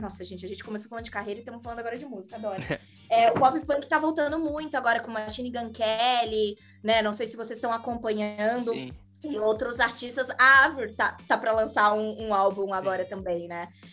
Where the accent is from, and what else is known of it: Florianópolis, Santa Catarina, Brazil; accent: manezinho da ilha; moved away as an adult; also born or lived in São Paulo